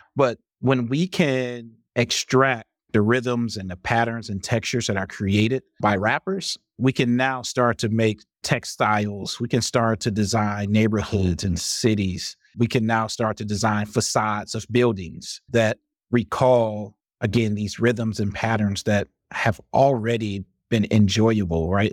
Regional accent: Highland Park, Michigan, United States; moved away as an adult; also born or lived in Detroit / Madison, Wisconsin; I grew up in Michigan in a city called Highland Park

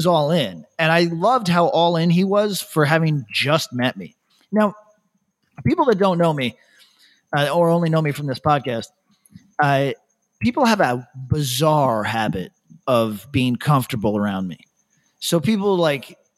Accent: upstate New York, United States; moved away as an adult; now in Australia; upstate New York

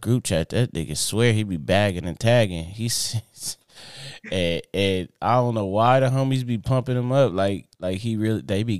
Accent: Inglewood, California, United States; So like I grew up in Inglewood.

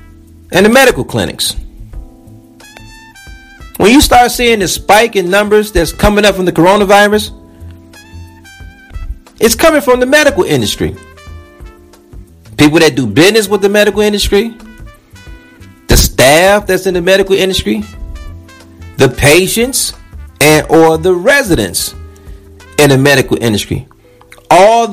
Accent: United States; as an American, we're not really taught how to handle like biohazards

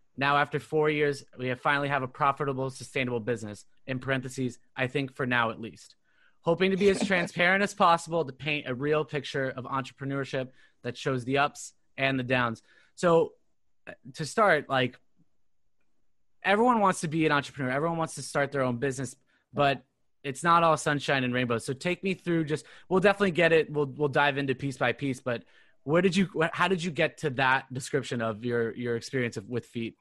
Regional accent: Orange County, California, United States; now in Boston, United States; I'm originally from Orange County, California

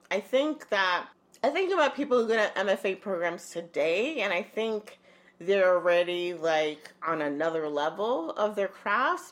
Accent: Holyoke, Massachusetts, United States; also born or lived in Arecibo, Puerto Rico / New York City; I must have been around two years old, and we moved to Holyoke, Massachusetts

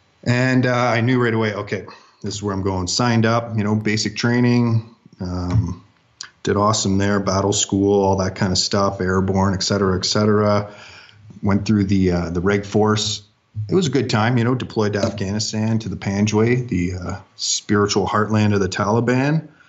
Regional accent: Ontario, Canada; So I was born and raised in Northern Ontario, Canada. Grew up with all the wilderness a young boy could ever need in the land of minus 40 centigrade or Fahrenheit.

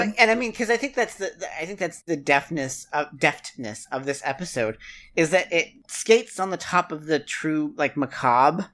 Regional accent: West Virginia, United States; moved away; That's three times larger than my hometown. in West Virginia.

